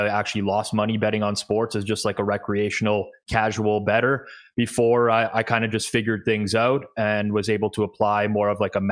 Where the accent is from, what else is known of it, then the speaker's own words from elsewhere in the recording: Toronto, Ontario, Canada; I am Canadian, born and raised in Toronto